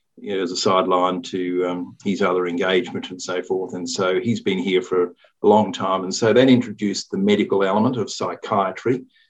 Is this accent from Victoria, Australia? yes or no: yes; Melbourne, Victoria, Australia; now in Newcastle, Australia; I grew up in Melbourne, East St Kilda